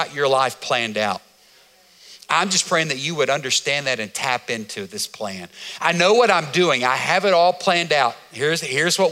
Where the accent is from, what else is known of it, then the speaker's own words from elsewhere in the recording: United States; as an American